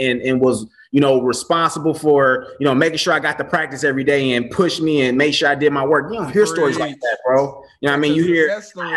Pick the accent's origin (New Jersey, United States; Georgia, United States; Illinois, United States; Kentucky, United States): Illinois, United States; Chicago; I grew up in Chicago. I went to Morgan Park High School.